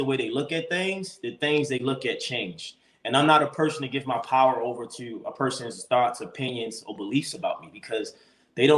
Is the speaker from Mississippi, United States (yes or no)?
no; Baltimore, Maryland, United States; moved away as an adult; now in Los Angeles, United States; I grew up in Baltimore, Maryland, where predominantly black, you know, environments